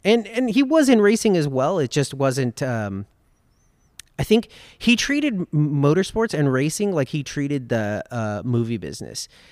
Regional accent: Los Angeles, California, United States; I grew up in Los Angeles. I was born and raised in Los Angeles

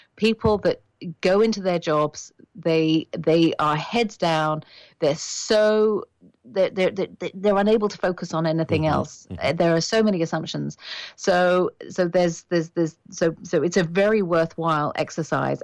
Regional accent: United Kingdom; moved away as an adult; now in Canada; I am British

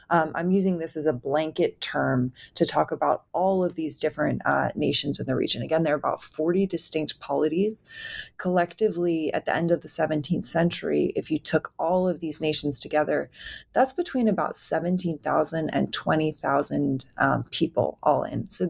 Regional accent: East Coast, New York, United States; moved away; also born or lived in Oklahoma / New Orleans, Louisiana; I grew up on the East Coast in New York. And so for me, outside of Oklahoma, which is where my um, family and my tribal nation is based

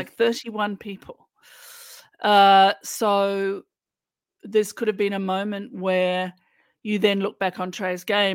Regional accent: Australia

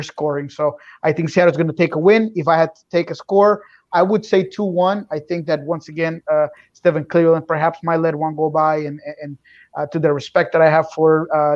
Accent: Bogota, Colombia; moved away; because I'm from Bogota.

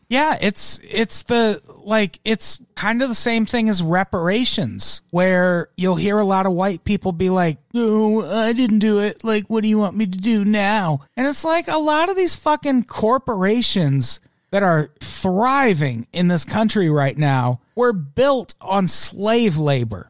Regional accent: Peoria, Illinois, United States; now in Los Angeles, United States; I grew up in Peoria, Illinois, which was very fucking diverse

